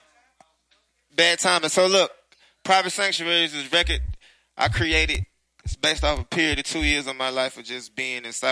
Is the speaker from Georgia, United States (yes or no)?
yes; Decatur, Georgia, United States; I'm from Decatur.